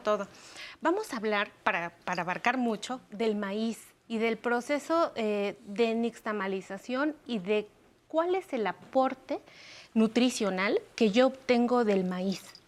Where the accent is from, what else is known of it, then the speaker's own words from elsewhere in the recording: Mexico; nos da identidad como pueblo mexicano